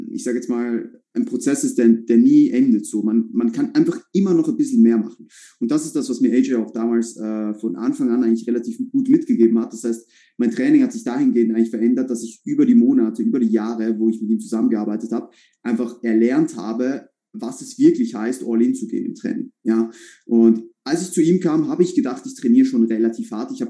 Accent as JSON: {"language": "German", "country": "Switzerland", "moved": "yes", "lives_now": "Vienna, Austria", "said": "bin ursprünglich Schweizer, ja, so wie Samuel auch, ähm, wohne aber seit eineinhalb Jahren in Wien bin hierher gezogen"}